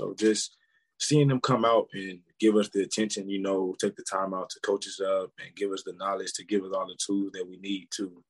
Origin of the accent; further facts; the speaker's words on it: Houston, Texas, United States; moved away; I'm from Houston, Texas.